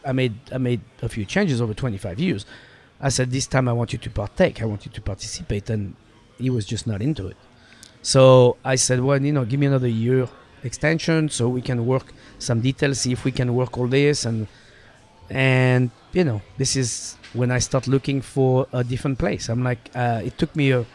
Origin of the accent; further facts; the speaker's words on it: Saint-Hilaire-de-Loulay, Pays de la Loire, France; English is a second language; moved away as an adult; also born or lived in Los Angeles, United States; now in Seattle, United States; Saint-Hilaire de Lule is the name of my hometown